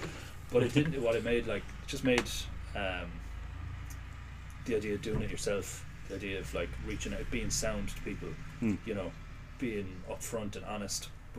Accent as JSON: {"language": "English", "town": "Limerick", "region": "Munster", "country": "Ireland", "said": "we're from Limerick"}